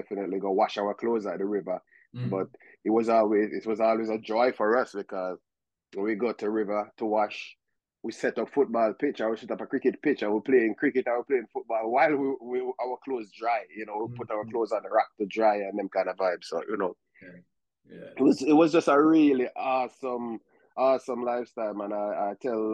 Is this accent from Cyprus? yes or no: no; Jamaica; now in United States; growing up in Jamaica, the childhood was like a typical childhood